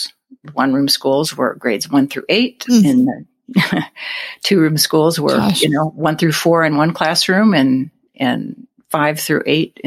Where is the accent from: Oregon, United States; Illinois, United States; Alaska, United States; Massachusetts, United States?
Alaska, United States; moved away; I was born and raised in the great state of Alaska